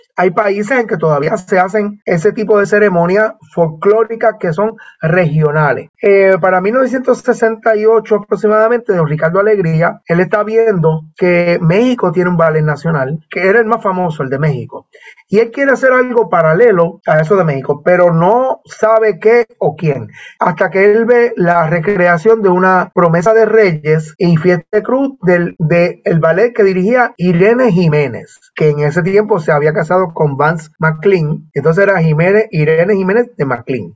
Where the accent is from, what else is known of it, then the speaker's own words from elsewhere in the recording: Bayamón, Puerto Rico; Yo soy, de Bayamón